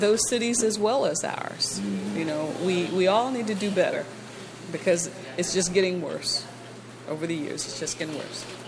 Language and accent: English; Indianapolis, Indiana, United States; I grew up in Indianapolis, not not over here